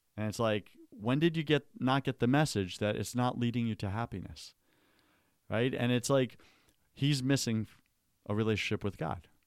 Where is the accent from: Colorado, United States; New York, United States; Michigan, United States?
New York, United States; Long Island; I grew up on Long Island